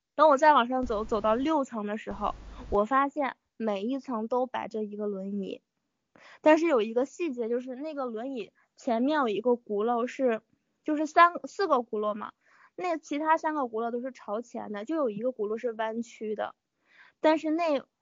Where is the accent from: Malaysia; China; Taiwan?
China; Daqing, Heilongjiang; now in Beijing, China; 我目前在北京，然后我老家也是大庆的